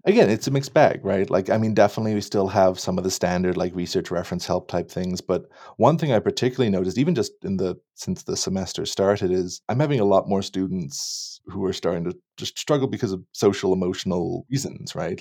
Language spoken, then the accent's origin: English; Annapolis Valley, Nova Scotia, Canada; moved away as an adult; also born or lived in Halifax / Toronto; now in Kamloops, Canada; I grew up in the Annapolis Valley of Nova Scotia, more or less.